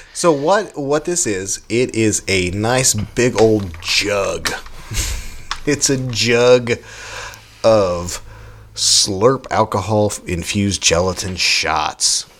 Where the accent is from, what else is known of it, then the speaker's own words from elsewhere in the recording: United States; We're American around here